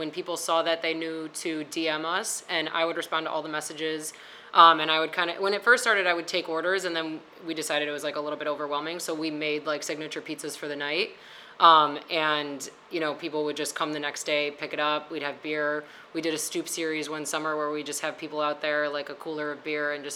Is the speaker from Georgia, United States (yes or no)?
no; Oak Lawn, Illinois, United States; I represent the South Side. I'm from Oak Lawn. So I actually grew up on Palermo's